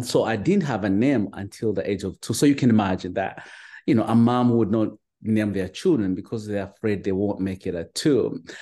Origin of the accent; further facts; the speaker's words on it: Uganda; moved away as an adult; now in United States; I'm originally from Uganda, you know, from a small little village at the border of Uganda and Rwanda